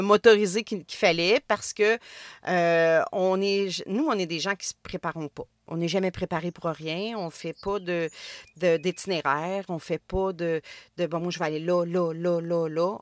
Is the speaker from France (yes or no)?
no; Trois-Rivières, Quebec, Canada; Je viens de Trois-Rivières